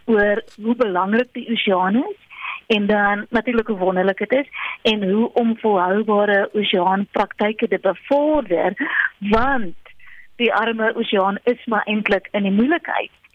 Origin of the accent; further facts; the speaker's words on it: South Africa; ons as Suid-Afrikaners